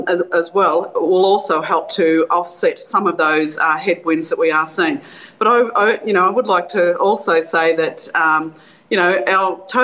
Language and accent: English; Bendigo, Victoria, Australia; my hometown of Bendigo where I live